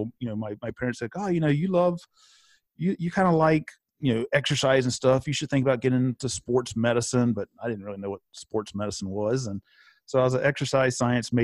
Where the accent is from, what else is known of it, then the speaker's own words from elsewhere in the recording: Elon, North Carolina, United States; I actually grew up in Elon, very close to where Gabby is right now in High Point, but grew up in Elon, but was next door to the town of Burlington.